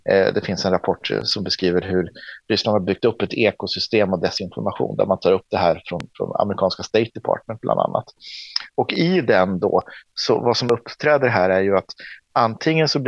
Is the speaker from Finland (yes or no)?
yes; Åland, Finland; Men som ålänning och som svensk och som finländare så måste